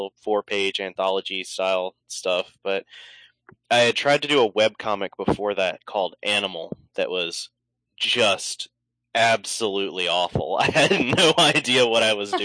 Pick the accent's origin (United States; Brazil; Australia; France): United States; Mississippi; I live in Mississippi. I was born and raised here all my life.